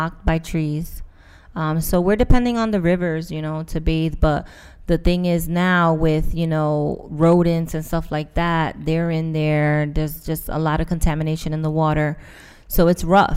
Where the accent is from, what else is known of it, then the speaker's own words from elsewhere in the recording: Irvington, New Jersey, United States; I was raised in Irvington, New Jersey